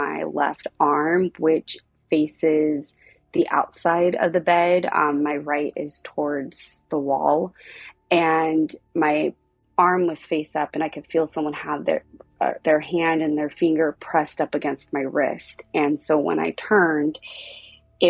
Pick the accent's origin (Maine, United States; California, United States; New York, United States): California, United States; Southern; also born or lived in South Pasadena, California; I am 33 years old. I am from Southern California.